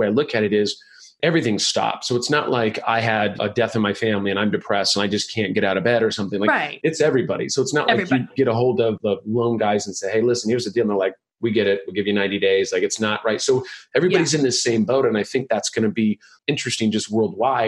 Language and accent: English; United States; I'm proud of being American